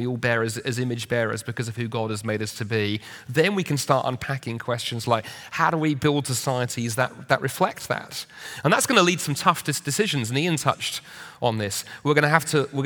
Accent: United Kingdom; being British

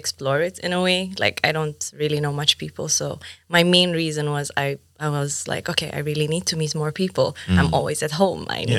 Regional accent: Saudi Arabia; moved away as an adult; now in Gothenburg, Sweden; I'm also from Saudi Arabia. Mm-hmm. I'm 27 and I just moved to Göteborg like 6 months ago.

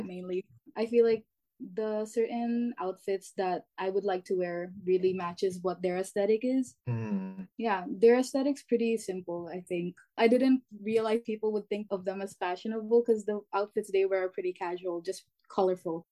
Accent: Canada; I'm the author of Gen Z, and I'm from Canada

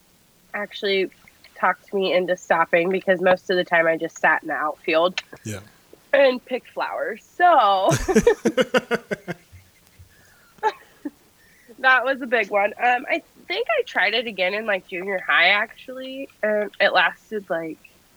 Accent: Iowa, United States; I've lived in Iowa my whole life. Mm-hmm. In just a little tiny town

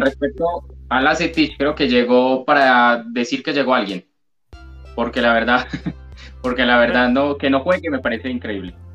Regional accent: Colombia; yo soy de Colombia

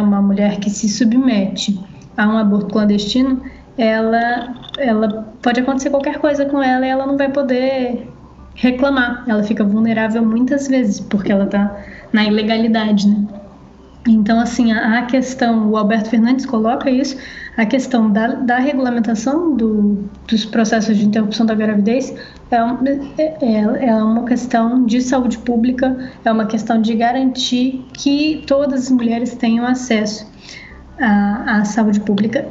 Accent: Brazil; a gente aqui no Brasil

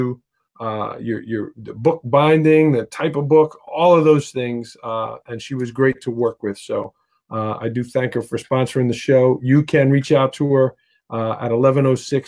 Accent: New York City, New York, United States; I grew up in Staten Island

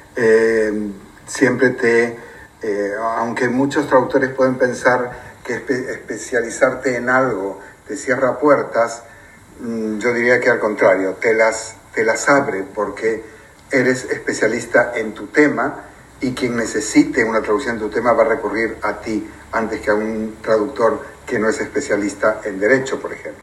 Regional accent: Argentina; also born or lived in Spain; now in United Kingdom; soy de Argentina y viví 11 años también en España

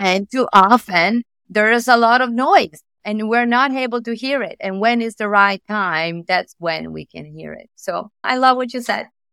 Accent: Italy; accent: Italian; English is a second language; moved away as an adult; now in New York, United States; I moved from Italy, as you can say from my accent.

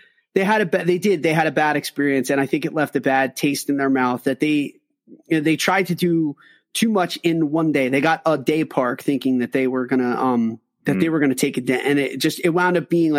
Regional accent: Pennsylvania, United States; we live in the Northeast. I'm from Pennsylvania

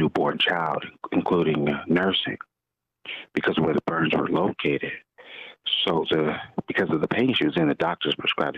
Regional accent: Los Angeles, California, United States; I was born and raised in South Central

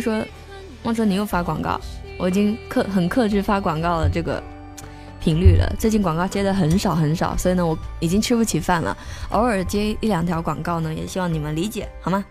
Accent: Fujian, China; accent: southern; 我的普通话在福建人里面算很标准了。

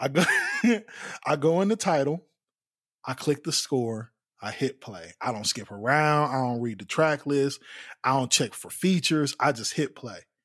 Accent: United States; I grew up in East Haven

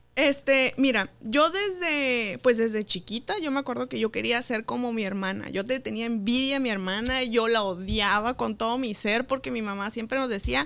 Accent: Mexicali, Baja California, Mexico; Soy de Mexicali y del Valle

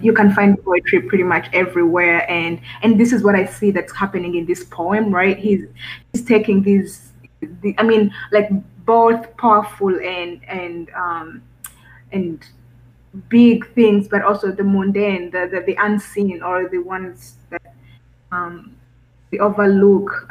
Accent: Rwanda; moved away; I'm um, an student from uh, Rwanda, East Africa

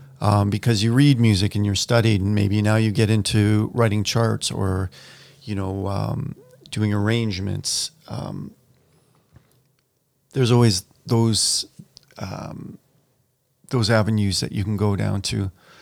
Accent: Campbell River, British Columbia, Canada; I grew up in Campbell River.

